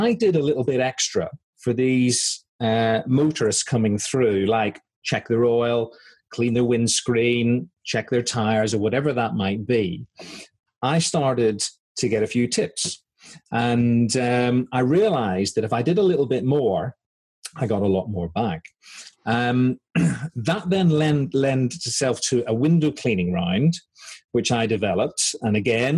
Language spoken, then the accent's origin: English; Belfast, Northern Ireland, United Kingdom; moved away as an adult; also born or lived in South Wales / Aberdeen / Yorkshire; as you can probably tell from my accent, I'm from Belfast